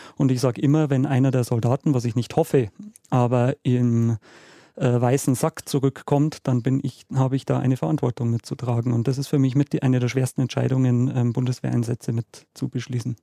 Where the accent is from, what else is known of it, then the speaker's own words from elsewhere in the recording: Munich, Bavaria, Germany; meine Heimatstadt München